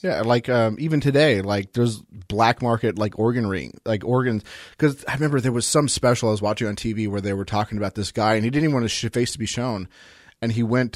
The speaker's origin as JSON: {"language": "English", "country": "United States", "said": "I'm American"}